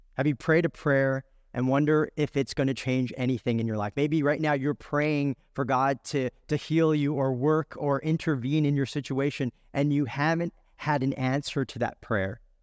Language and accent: English; California, United States; I was born in California